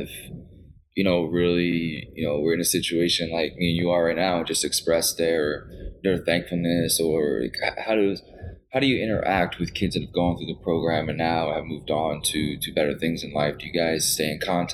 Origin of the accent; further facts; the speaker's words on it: the South, United States; I'm being from the South